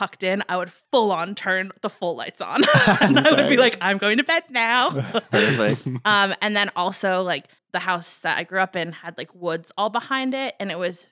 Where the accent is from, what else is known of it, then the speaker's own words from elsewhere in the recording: Cape Cod, New England, Massachusetts, United States; I'm from Cape Cod